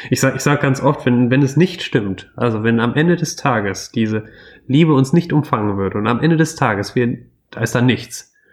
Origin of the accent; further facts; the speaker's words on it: Wuppertal, North Rhine-Westphalia, Germany; ich komme ich komm aus Wuppertal